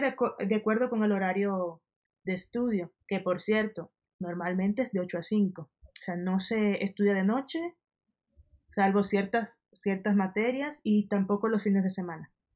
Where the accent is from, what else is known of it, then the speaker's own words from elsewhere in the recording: Dominican Republic; moved away as an adult; also born or lived in Denmark; now in Mexico City, Mexico; mi experiencia de, ser estudiante en mi país